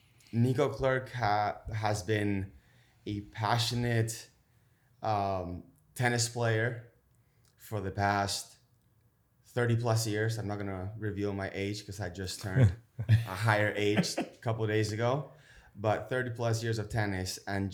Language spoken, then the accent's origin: English; Buenos Aires, Argentina; Originally from Buenos Aires, Argentina.